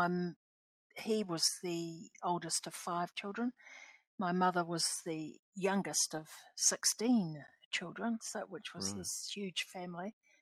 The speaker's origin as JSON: {"language": "English", "town": "Napier", "region": "Hawke's Bay", "country": "New Zealand", "tie": "born or raised there", "also_born_or_lived": "Nauru", "moved": "yes", "said": "born and raised in Napier, which is not my tribal area."}